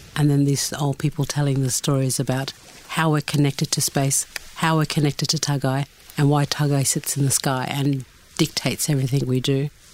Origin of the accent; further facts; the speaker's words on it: Torres Strait Islands, Queensland, Australia; I come from the Torres Straits.